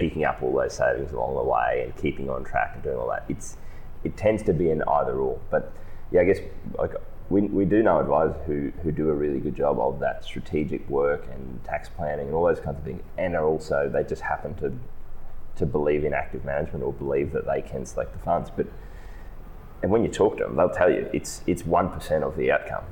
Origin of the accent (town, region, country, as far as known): Australia